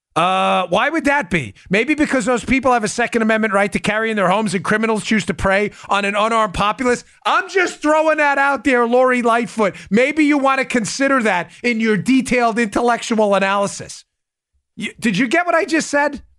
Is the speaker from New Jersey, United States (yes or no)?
no; New York, United States; I grew up in New York